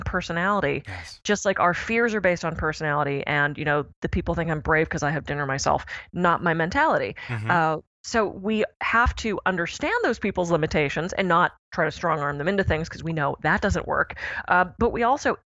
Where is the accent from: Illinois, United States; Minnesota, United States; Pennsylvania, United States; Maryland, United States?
Pennsylvania, United States; Pittsburgh; when I was a little kid, I grew up in Pittsburgh